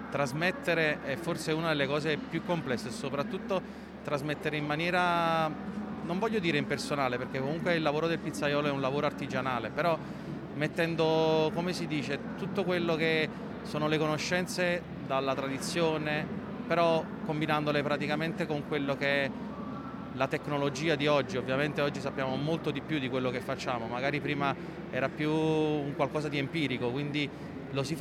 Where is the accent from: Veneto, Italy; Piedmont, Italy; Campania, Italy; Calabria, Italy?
Campania, Italy; Naples; perché da napoletani penso che la pizza ci rappresenta